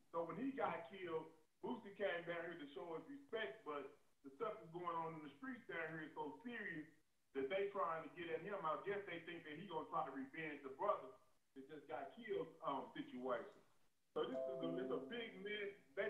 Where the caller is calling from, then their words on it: Texas, United States; I'm calling in from Texas, right?